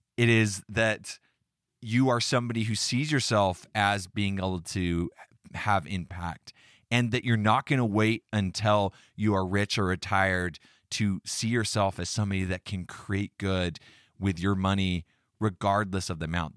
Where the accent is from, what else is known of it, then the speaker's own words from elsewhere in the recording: United States; I was born in America, a free country